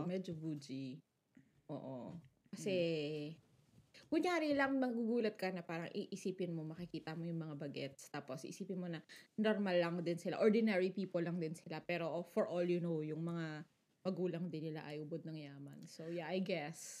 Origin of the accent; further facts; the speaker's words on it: Quezon City, Metro Manila, Philippines; moved away as an adult; now in Japan; I, I grew up there